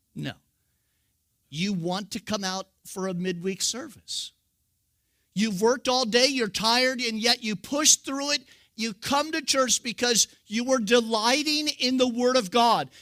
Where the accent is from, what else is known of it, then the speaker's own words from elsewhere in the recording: California, United States; I'm from California